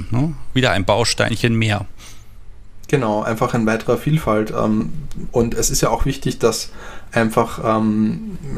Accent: Graz, Styria, Austria; ich komme zum Beispiel ursprünglich aus Österreich und aus Graz, wo ich herkomme, da hat zum Beispiel äh, Kraft Ebbing gelehrt

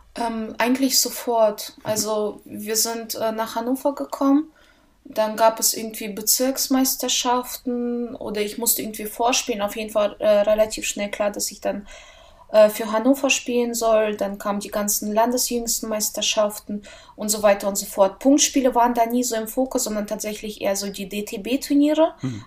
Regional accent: Russia; moved away; Ich bin in Russland geboren und dort habe ich auch angefangen, Tennis zu spielen

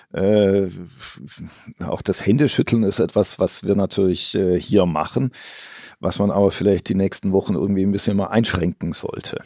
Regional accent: Stuttgart region, Baden-Württemberg, Germany; moved away as an adult; now in Shanghai, China; ich bin aus der Region Stuttgart eigentlich

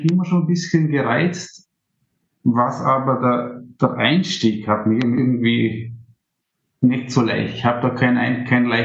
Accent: Vorarlberg, Austria; Ich komme aus dem Montafon das ist ganz im Westen von Österreich.

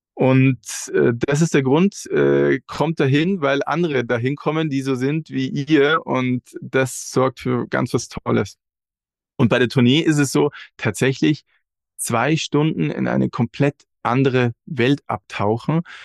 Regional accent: Regensburg, Bavaria, Germany; wir kommen alle aus Regensburg

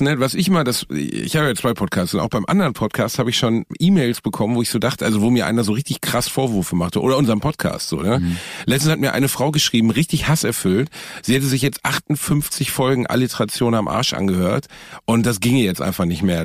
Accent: Gelsenkirchen, North Rhine-Westphalia, Germany; in Gelsenkirchen-Rothausen, wo ich herkomme

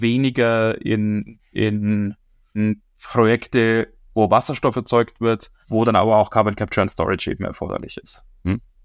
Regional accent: Germany; bei uns in Deutschland

